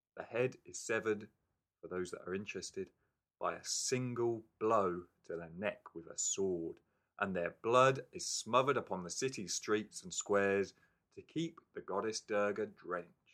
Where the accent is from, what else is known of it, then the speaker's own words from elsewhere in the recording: England, United Kingdom; now in Wellington, New Zealand; I'm English